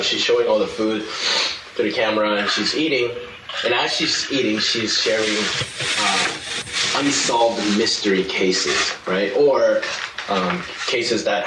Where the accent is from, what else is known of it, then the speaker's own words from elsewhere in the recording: South Korea; moved away; as a Korean, born and raised in Korea